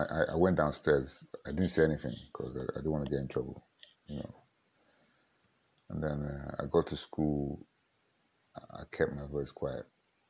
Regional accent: Nigeria; accent: Warri; also born or lived in England / Port Harcourt; Because I grew up in the Niger Delta. Not really, I grew up in England, then went to the Niger Delta. And then moved to between Warri and Port Harcourt.

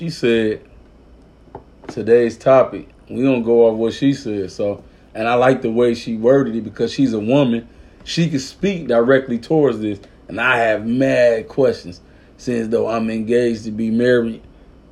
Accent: Arkansas, United States; I'm from Arkansas

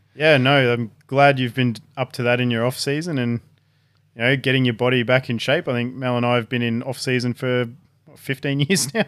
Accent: Gosford, New South Wales, Australia; also born or lived in Batemans Bay; I spent about eight years growing up in Gosford and Bateman's Bay.

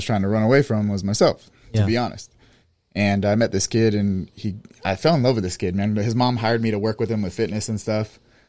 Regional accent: Pompano Beach, Florida, United States; In Pompano.

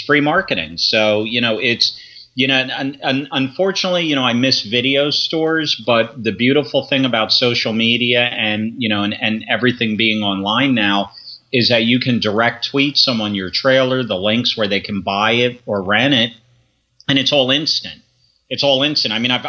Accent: Philadelphia, Pennsylvania, United States; born there; also born or lived in Grosse Ile, Michigan; Well, I was born in Philadelphia, and then from Philly, my family relocated out to Michigan for a few years. We lived there for about 3 years on a small island called Gros Ile. It's outside of Detroit.

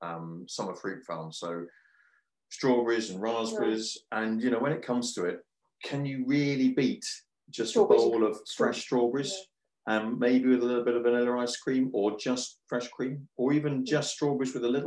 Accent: Devon, South West England, United Kingdom; now in Scotland, United Kingdom; growing up in Devon

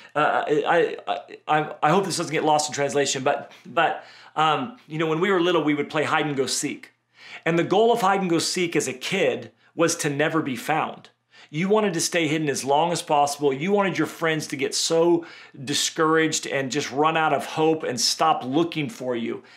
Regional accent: Redding, California, United States; Where I grew up in Redding, California

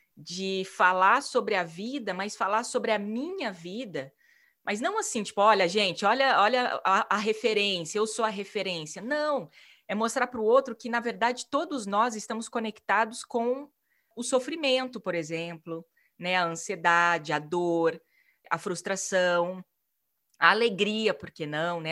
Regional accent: Maringá, Paraná, Brazil; moved away as an adult; also born or lived in São Paulo / Italy; saí de Maringá, minha cidade natal

